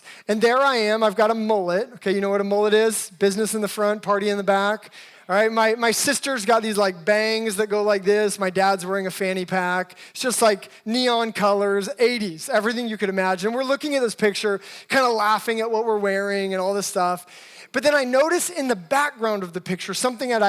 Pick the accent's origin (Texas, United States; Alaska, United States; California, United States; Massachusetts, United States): Alaska, United States; also born or lived in Seattle, United States; now in Los Angeles, United States; I'm actually originally from Alaska and then lived a good portion of my life in Seattle. Been in Los Angeles for a little over 10 years now.